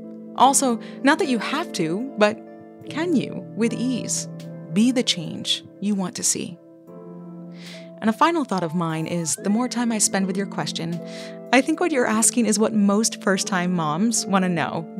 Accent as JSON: {"language": "English", "region": "Vermont", "country": "United States", "tie": "born or raised there", "said": "What are some of the things that you love about growing up in Vermont? Because I, you know, I'm somebody who longs for a lot of things, but I'm still really grateful for being raised there."}